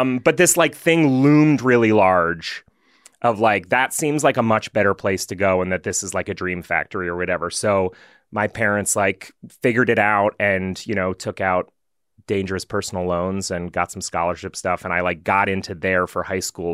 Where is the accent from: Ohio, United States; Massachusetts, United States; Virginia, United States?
Massachusetts, United States; also born or lived in Pennsylvania; we moved from Pennsylvania to after fourth grade to Massachusetts